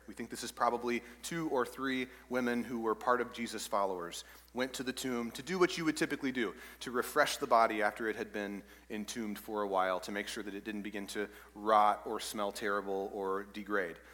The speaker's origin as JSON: {"language": "English", "region": "East Texas", "country": "United States", "tie": "born or raised there", "said": "I grew up in East Texas"}